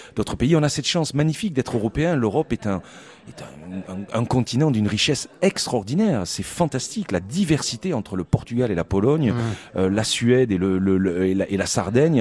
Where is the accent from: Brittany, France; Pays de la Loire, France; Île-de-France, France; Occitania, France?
Occitania, France; Toulouse; moved away; also born or lived in Poland; je suis toulousain